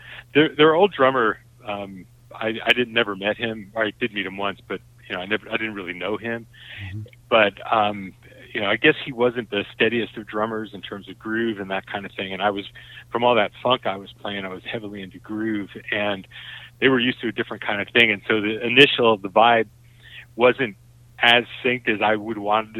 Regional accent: New York, United States; I grew up outside New York, and, you know, growing up there, I didn't want to go back there.

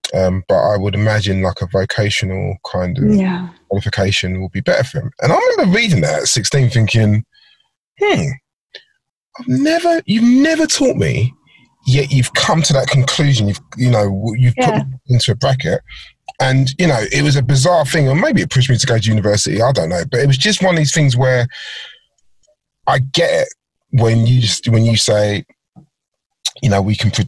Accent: London, United Kingdom; so I grew up in Southeast London as well

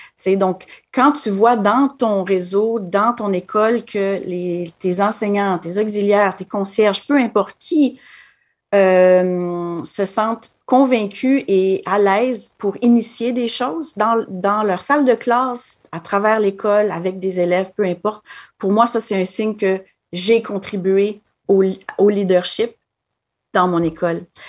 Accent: Quebec City, Quebec, Canada; moved away as an adult; also born or lived in Ottawa, Canada; now in Manitoba, Canada; je suis originaire de la ville de Québec

